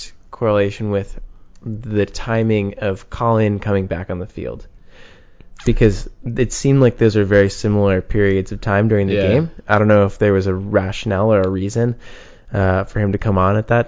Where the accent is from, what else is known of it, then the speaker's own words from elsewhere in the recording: United States; as an American